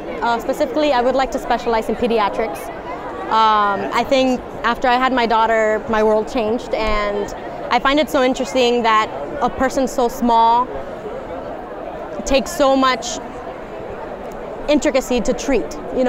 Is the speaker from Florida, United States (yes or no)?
yes; Miami, Florida, United States; I'm originally from Miami, so I wanted to stay in the area.